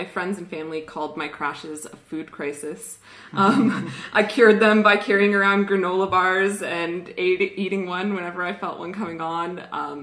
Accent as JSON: {"language": "English", "country": "Canada", "tie": "born or raised there", "accent": "Canadian", "moved": "yes", "lives_now": "Australia", "said": "I grew up in a pretty normal Canadian family, which is where my accent is from"}